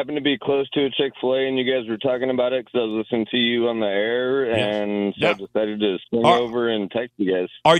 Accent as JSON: {"language": "English", "town": "Denver", "region": "Colorado", "country": "United States", "tie": "born or raised there", "moved": "as an adult", "lives_now": "Mount Pleasant, United States", "said": "I was born and raised in Denver and moved out of state a couple of years ago."}